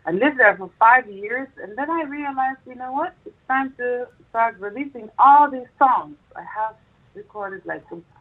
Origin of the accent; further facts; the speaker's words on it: Netherlands; moved away as an adult; also born or lived in United States; now in Dubai, United Arab Emirates; my home country, the Netherlands